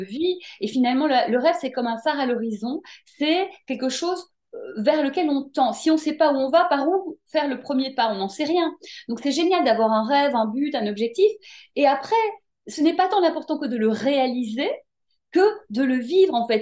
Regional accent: Brussels, Brussels-Capital Region, Belgium; moved away as an adult; also born or lived in Paris, France; now in France; je suis née en Belgique, à Bruxelles. J'ai grandi là-bas, j'ai fait mes études là-bas.

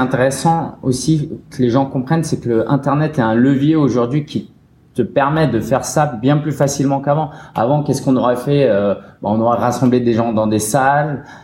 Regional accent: Paris, Île-de-France, France; j'ai grandi vers Belleville

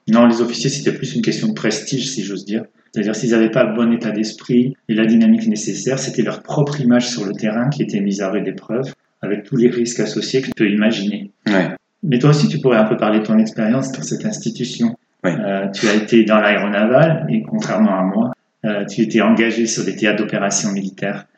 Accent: France; moved away as an adult; also born or lived in England / Moscow, Russia; passer de l'anglais au russe quand on est français

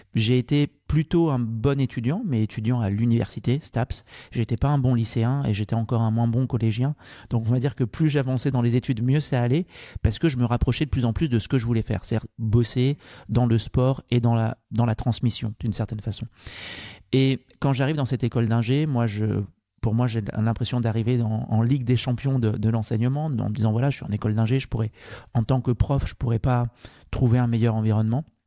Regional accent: Martinique; moved away as an adult; also born or lived in Angers; Je suis originaire de, de Martinique. Mon papa est martiniquais

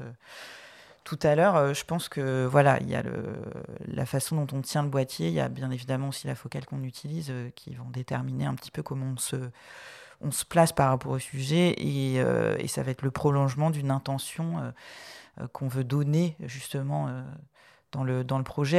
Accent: Brittany, France; je suis bretonne d'origine.

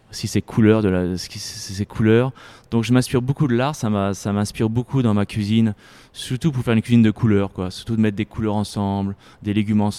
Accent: Paris, Île-de-France, France; now in United States; Moi j'ai souvenir quand j'étais gamin à Paris, euh, quand j'avais pas trop d'argent, je mangeais souvent dans les parcs euh, un sandwich

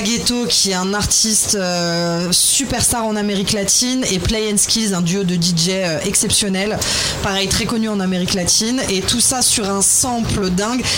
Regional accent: Metz, Grand Est, France; je viens de Metz et que mon papa m'a traîné euh, au stade Saint-Symphorien toute petite

